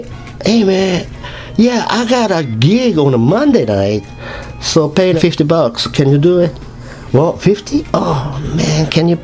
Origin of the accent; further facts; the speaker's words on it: Japan; English is a second language; moved away as an adult; now in New Orleans, United States; My hometown is 2 hours from Osaka, southwest. It's a really small town.